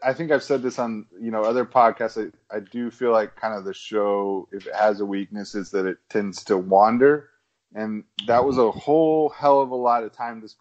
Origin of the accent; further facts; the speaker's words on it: Texas, United States; I'm from Texas